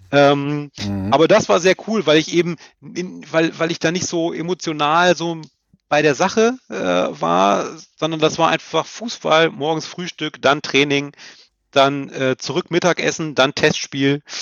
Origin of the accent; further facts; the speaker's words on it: Lower Saxony, Germany; also ich bin, habe ja gesagt, ich komme aus Niedersachsen